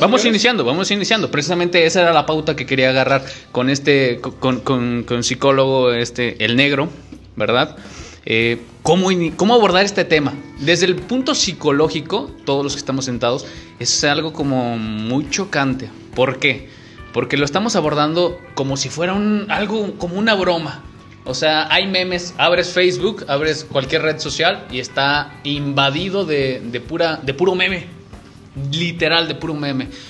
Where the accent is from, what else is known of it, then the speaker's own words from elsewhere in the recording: Mexico; como somos los mexicanos en general